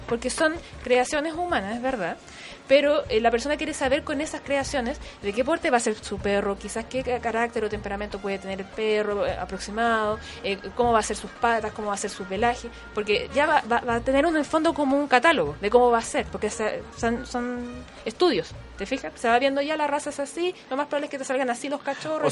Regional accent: Chile; Nosotros como cultura chilena

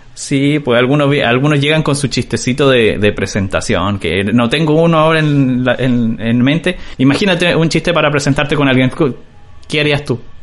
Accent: Chile; now in Tijuana, Mexico; yo estoy viviendo en México, estoy en, en Tijuana. Y pasa que los chilenos hablamos muy

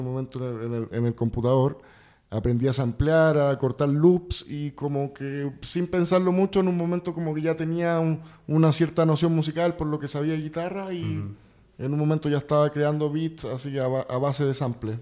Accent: Santiago, Santiago Metropolitan Region, Chile; now in Mexico; yo nací en Santiago de Chile

